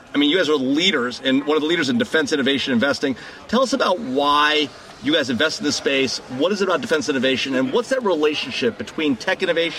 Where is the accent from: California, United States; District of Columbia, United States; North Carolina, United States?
California, United States; Los Angeles; out in beautiful Simi Valley, California, near my hometown of L.A.